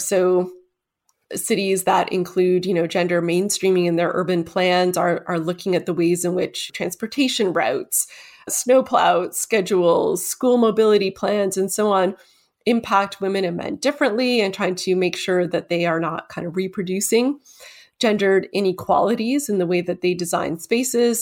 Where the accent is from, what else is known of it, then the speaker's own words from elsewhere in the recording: Toronto, Ontario, Canada; my hometown, Toronto